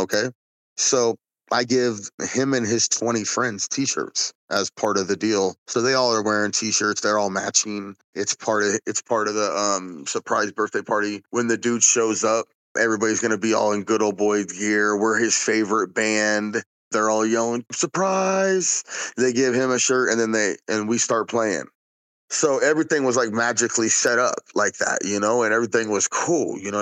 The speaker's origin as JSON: {"language": "English", "region": "West Coast", "country": "United States", "said": "we're from the West Coast"}